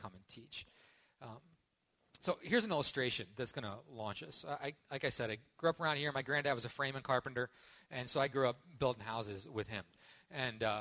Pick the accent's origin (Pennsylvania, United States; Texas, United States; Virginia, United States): Pennsylvania, United States; Parker Ford; moved away; this is my hometown